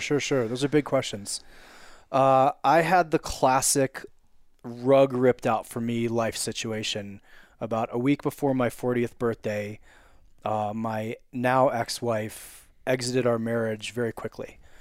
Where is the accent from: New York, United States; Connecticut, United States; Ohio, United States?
Connecticut, United States; Wilton; also born or lived in California; now in Evergreen, United States; I'm from Wilton, Connecticut, but living in Evergreen, Colorado.